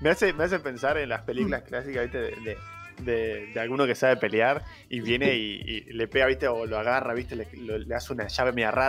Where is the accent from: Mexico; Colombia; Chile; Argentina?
Argentina; Somos bueno, argentinos